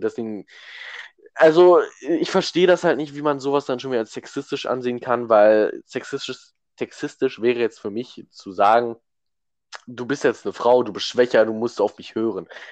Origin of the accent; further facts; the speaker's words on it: Germany; weil wir Deutsche sind